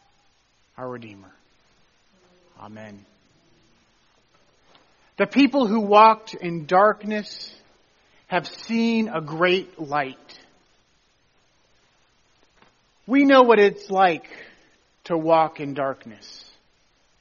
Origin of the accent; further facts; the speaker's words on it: Tennessee, United States; Where I grew up in Tennessee, we're about a mile south from Mammoth Caves